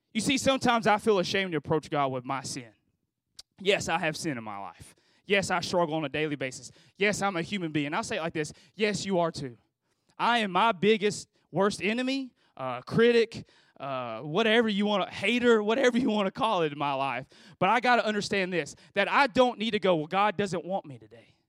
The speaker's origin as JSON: {"language": "English", "country": "Philippines", "said": "I'm from the Philippines, you know, made in the Philippines"}